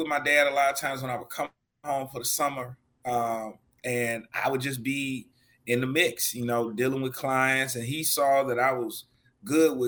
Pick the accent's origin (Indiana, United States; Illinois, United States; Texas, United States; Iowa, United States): Texas, United States; Houston; growing up in Greens Point and just around the city